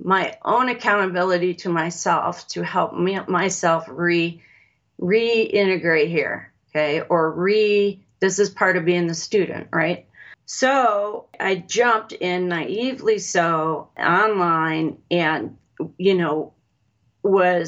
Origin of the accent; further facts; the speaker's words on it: Los Alamos, New Mexico, United States; I was born in Los Alamos, New Mexico